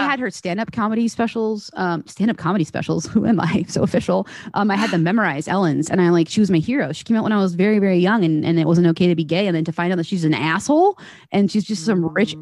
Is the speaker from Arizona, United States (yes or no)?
yes; Arizona, United States; I'm from Arizona